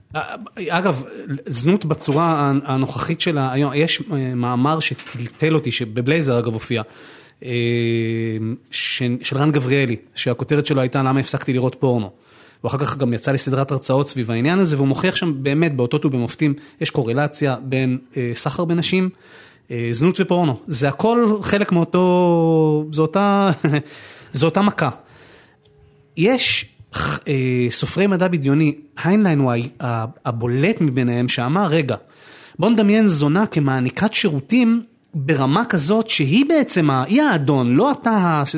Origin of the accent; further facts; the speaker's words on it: Tel Aviv, Tel Aviv District, Israel; now in Givatayim, Israel; אני נולדתי בתל אביב